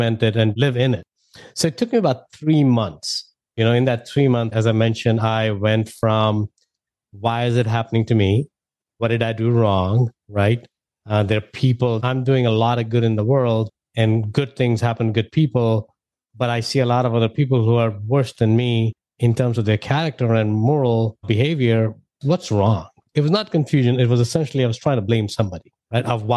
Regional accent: India; moved away as an adult; now in United States; You know, I'm an immigrant. I moved from India back in 2000.

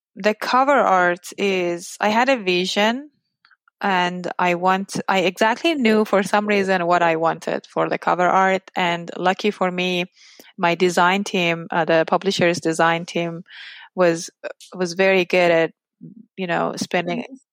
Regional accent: Iran; English is a second language; moved away as an adult; now in United States; the US and my home country, Iran

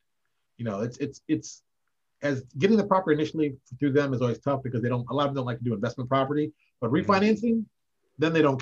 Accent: Connecticut, United States; moved away as an adult; also born or lived in Chicago, Illinois / Baltimore, Maryland / Indianapolis, Indiana; I grew up in Connecticut, about 70 miles outside the city

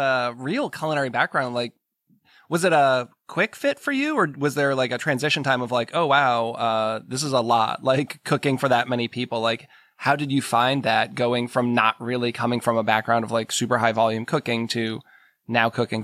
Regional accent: New England, United States; moved away; I grew up in New England and I don't get there that often.

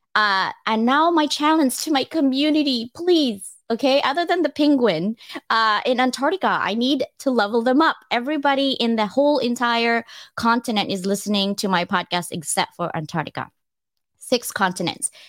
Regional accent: Philippines; moved away; I was born in the Philippines

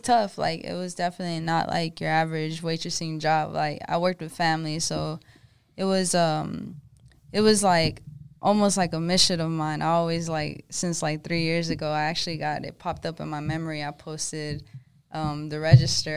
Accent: Georgetown, Texas, United States; moved away as an adult; also born or lived in Austin; now in Dallas, United States; I'm originally from Georgetown, which is like a small town

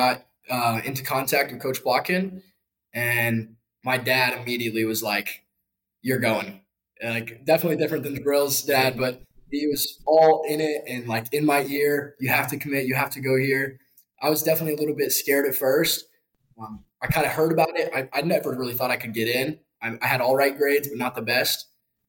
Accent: Dallas, Texas, United States; moved away as an adult; now in West Point, United States; I'm from Dallas, Texas. I'm a yuck here, a sophomore. And growing up in Dallas

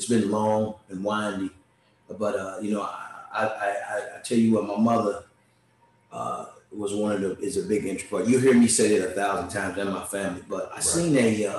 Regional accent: Springfield, Kentucky, United States; moved away as an adult; now in Tennessee, United States; I'm from Springfield, Kentucky. Was born and raised there.

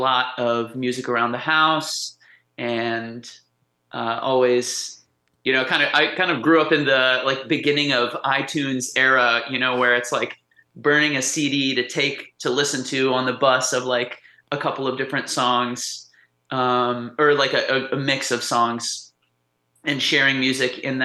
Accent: Shenandoah Valley, Virginia, United States; also born or lived in Montana / Charlottesville / Harrisonburg; now in Pittsburgh, United States; I grew up in Virginia and like the Shenandoah Valley area.

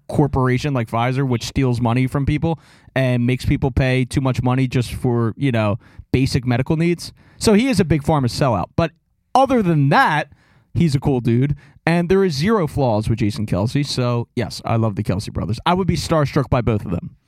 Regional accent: Philadelphia, Pennsylvania, United States; I'm from Philadelphia

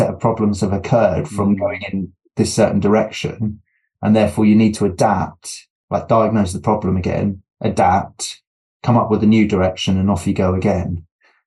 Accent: United Kingdom; being British

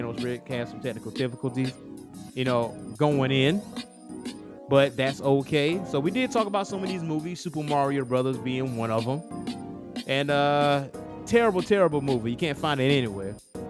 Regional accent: Lake City, South Carolina, United States; my hometown of Lake City, South Carolina

